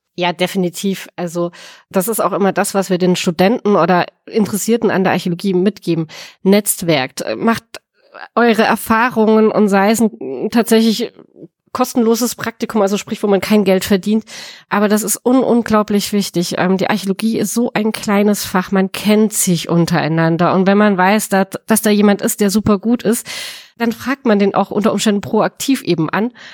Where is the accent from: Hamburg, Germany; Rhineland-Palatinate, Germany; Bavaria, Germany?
Rhineland-Palatinate, Germany; the Speyer region; ich habe ein bisschen Heimvorteil, wenn ich ehrlich bin. Ähm, ich komme aus der Region